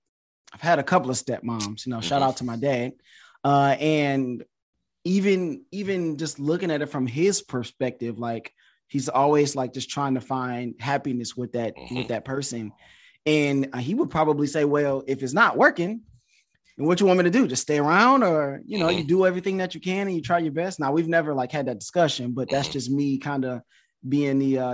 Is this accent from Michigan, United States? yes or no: yes; Detroit, Michigan, United States; also born or lived in Connecticut / China; now in Houston, United States; Like I'm from Detroit, but I live in Houston now. I've lived in Connecticut. I lived in China.